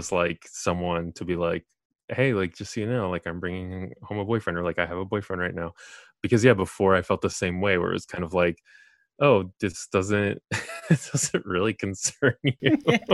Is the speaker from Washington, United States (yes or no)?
no; Colorado, United States; moved away as an adult; also born or lived in California; now in New York, United States; I'm originally from California, and I went to high school, middle school in Colorado